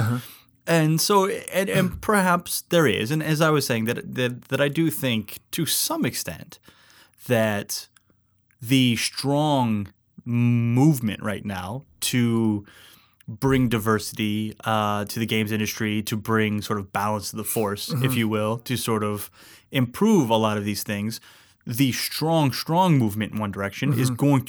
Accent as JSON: {"language": "English", "region": "Alaska", "country": "United States", "tie": "born or raised there", "said": "I grew up in Alaska."}